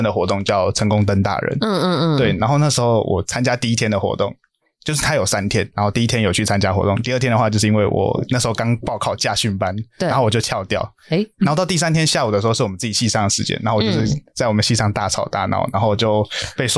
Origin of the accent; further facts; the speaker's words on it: Tainan, Taiwan; 其实也因为我老家也在台南，所以算是蛮清楚说台南的生态。